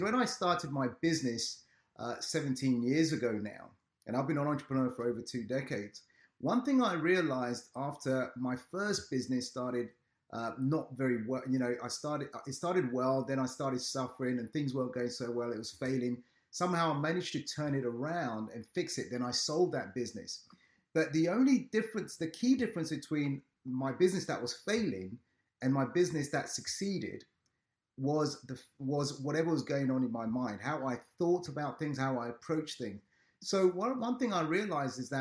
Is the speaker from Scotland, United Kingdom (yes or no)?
no; London, United Kingdom; I'm joining in from London, United Kingdom. I do my businesses here. I was raised here and everything else